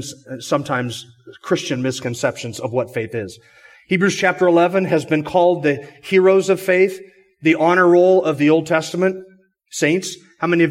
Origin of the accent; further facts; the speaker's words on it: Sandpoint, Idaho, United States; we're from Sandpoint, Idaho, up in the Pacific Northwest.